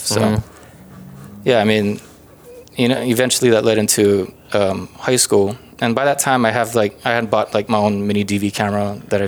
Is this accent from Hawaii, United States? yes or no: yes; Hawaii, United States; moved away; growing up in Hawaii, I kind of grew up always wanting to be creative